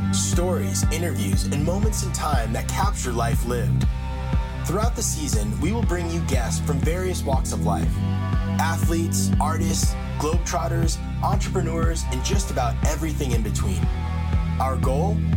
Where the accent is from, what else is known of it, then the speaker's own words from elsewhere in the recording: United States; thank you. I'm American.